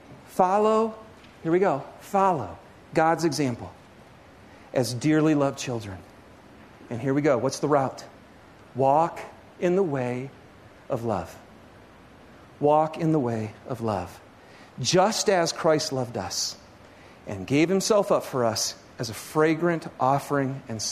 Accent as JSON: {"language": "English", "region": "Michigan", "country": "United States", "tie": "born or raised there", "said": "I grew up in Michigan, okay? And the closest, this is no lie, the closest ski hill to me in Michigan was actually a garbage dump."}